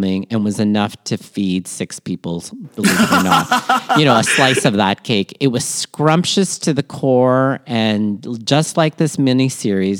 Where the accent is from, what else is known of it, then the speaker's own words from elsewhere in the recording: Toronto, Ontario, Canada; also born or lived in Manila, Philippines; raised in Toronto, Canada, and schooled all over southwestern Ontario